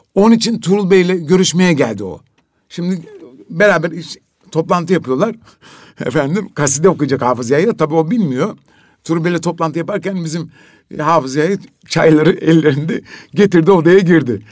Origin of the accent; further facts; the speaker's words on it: Trabzon, Turkey; Biz şimdi Trabzonluyuz